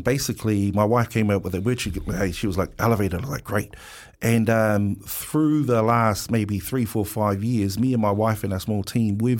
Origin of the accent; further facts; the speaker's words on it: Wellington, New Zealand; Pōneke, I'm from Wellington, Pōneke. Island Bay, Lyle Bay, Newtown boy.